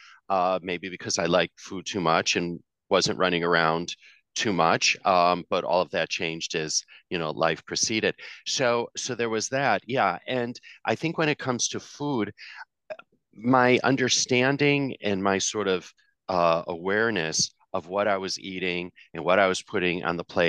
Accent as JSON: {"language": "English", "town": "Chicago", "region": "Illinois", "country": "United States", "tie": "born or raised there", "also_born_or_lived": "Singapore", "moved": "yes", "lives_now": "New York City, United States", "said": "I was born and raised in Chicago, third generation Chicagoan, which I'm very proud of, and I grew up in the suburbs there"}